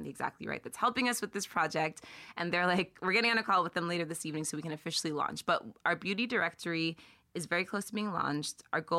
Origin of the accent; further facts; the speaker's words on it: United Kingdom; That we're British too.